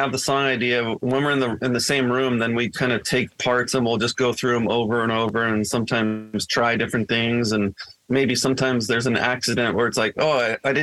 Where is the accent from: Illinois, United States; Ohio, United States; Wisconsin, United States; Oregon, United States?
Oregon, United States; Corvallis; a small town where I grew up in Corvallis, Oregon